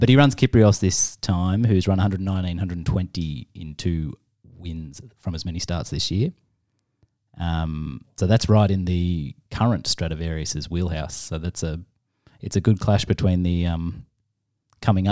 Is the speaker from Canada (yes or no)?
no; Australia; as an Aussie